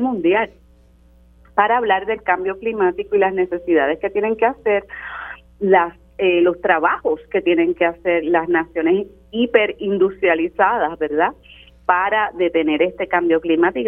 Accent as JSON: {"language": "Spanish", "town": "Carolina", "country": "Puerto Rico", "said": "mi pueblo, ¿verdad? El municipio de Carolina"}